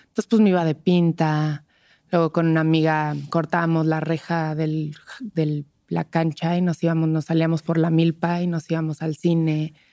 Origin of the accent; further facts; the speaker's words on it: Toluca, State of Mexico, Mexico; now in Mexico City, Mexico; yo vengo de Toluca